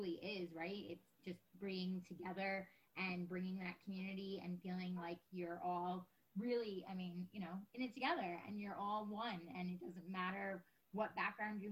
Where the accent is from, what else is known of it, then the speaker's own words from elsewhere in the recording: New York, United States; moved away as an adult; now in California, United States; I'm originally from New York. My husband and I moved out to California over a decade ago